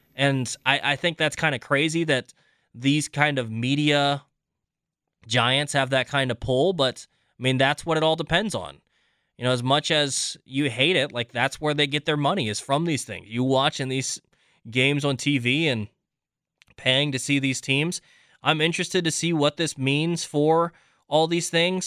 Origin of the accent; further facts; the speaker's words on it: Virginia, United States; moved away as an adult; also born or lived in Philippines (half Filipino, ancestry); now in Wisconsin, United States; being in Wisconsin as opposed to growing up in Virginia